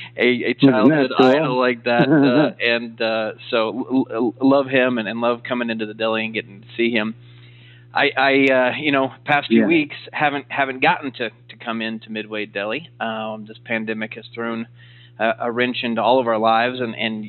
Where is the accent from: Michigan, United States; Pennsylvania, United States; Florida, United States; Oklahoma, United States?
Oklahoma, United States; growing up in Oklahoma, I idolized Coach Switzer